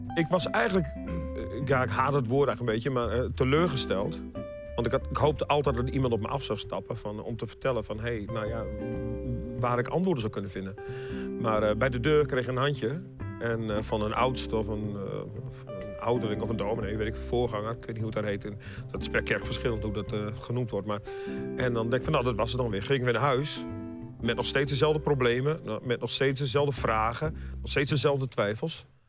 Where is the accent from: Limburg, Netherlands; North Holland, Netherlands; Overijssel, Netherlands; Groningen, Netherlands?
Groningen, Netherlands; moved away; also born or lived in Leiden / Breda; van oorsprong ben ik dus een echte Groninger